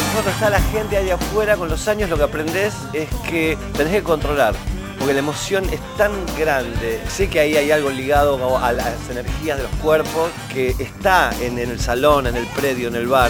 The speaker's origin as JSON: {"language": "Spanish", "town": "Rosario", "region": "Santa Fe", "country": "Argentina", "tie": "born or raised there", "said": "cuando eras chico en Rosario."}